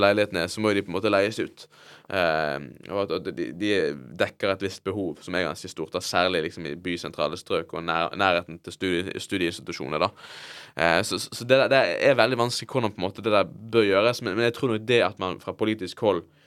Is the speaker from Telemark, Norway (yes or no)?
no; Bergen, Vestland, Norway; jeg vokste opp, da, i, i Fyllingsdalen